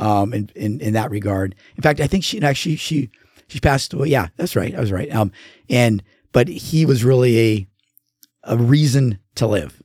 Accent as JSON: {"language": "English", "town": "La Mirada", "region": "California", "country": "United States", "tie": "born or raised there", "also_born_or_lived": "Orange County, California", "moved": "yes", "lives_now": "Oregon, United States", "said": "I grew up in Southern California um, and had some really good friends down there, uh, LA County, and then we moved to Orange County."}